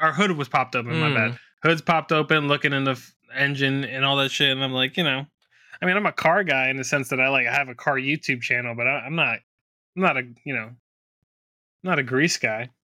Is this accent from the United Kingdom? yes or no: yes; United Kingdom; I'm either going BMW M5 competition or the Corvette Z06, because I'm British.